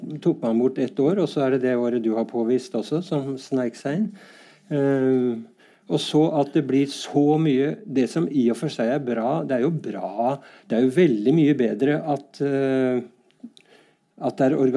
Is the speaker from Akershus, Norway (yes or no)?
yes; Bærum, Akershus, Norway; Jeg tør nesten ikke si at jeg er fra Bærum, men det er jo et skjellsord mange steder.